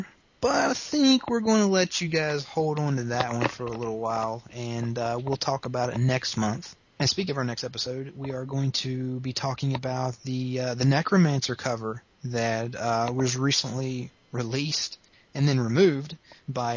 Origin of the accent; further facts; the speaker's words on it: the South, United States; accent: southern; my southern accent